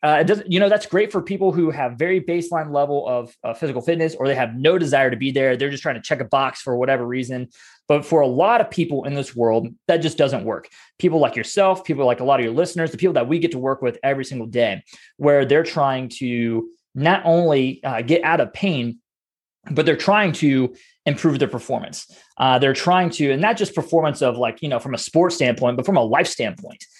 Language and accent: English; Ohio, United States; I'm raised in a small town up in Ohio